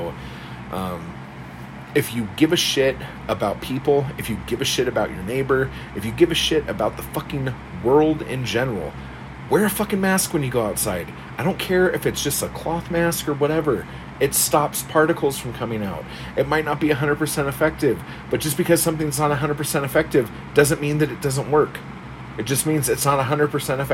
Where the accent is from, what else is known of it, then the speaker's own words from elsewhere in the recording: United States; being American